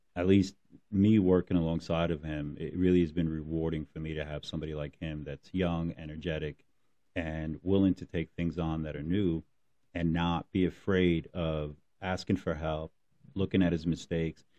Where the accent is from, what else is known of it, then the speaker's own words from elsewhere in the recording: Newark, New Jersey, United States; I grew up in Newark